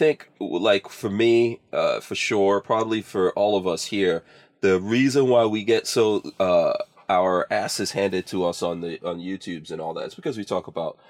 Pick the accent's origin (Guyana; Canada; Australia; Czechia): Guyana; born there; also born or lived in England; So first of all, I was born in Guyana, and that was a British colony.